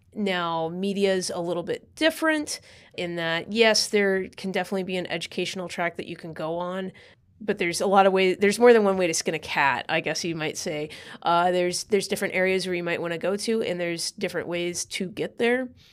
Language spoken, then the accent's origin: English; California, United States; moved away as an adult; also born or lived in Idaho; now in New York, United States; I was born and raised in California